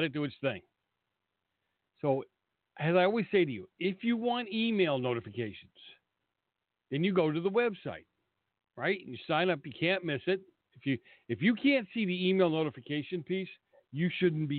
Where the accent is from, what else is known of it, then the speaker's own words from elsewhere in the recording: Boston, Massachusetts, United States; Boston, where I come from